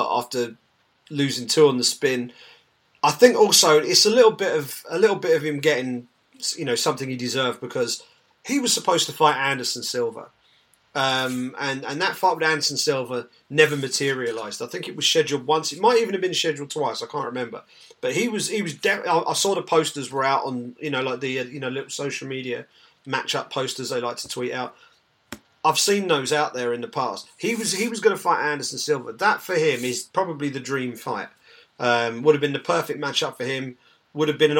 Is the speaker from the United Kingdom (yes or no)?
yes; England, United Kingdom; As an Englishman